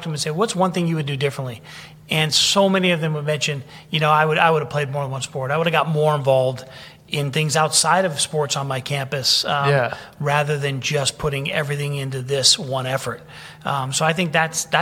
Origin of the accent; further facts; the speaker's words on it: San Francisco, California, United States; I grew up in San Francisco